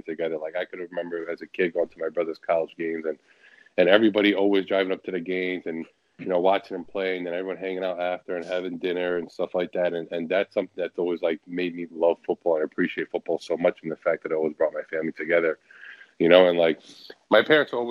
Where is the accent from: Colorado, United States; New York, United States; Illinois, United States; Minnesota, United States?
New York, United States; New York City; moved away as an adult; now in Detroit, United States; I was born and raised in Sunset Park